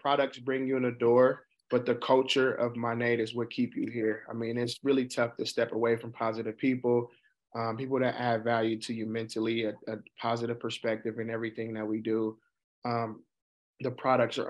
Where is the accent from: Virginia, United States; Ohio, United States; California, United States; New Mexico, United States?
California, United States; Oakland; also born or lived in Utah; Born and raised in Oakland, California